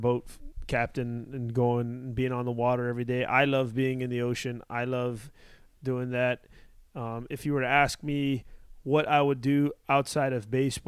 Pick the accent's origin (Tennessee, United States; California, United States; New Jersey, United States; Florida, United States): Florida, United States; Miami; growing up in Miami